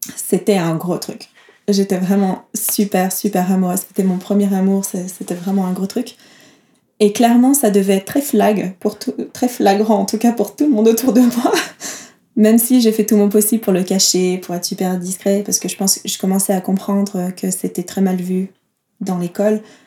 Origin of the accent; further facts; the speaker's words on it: south of France, France; now in Geneva, Switzerland; Je viens du sud de la France, vers euh, le sud de l'Ardèche, Toulouse, Marseille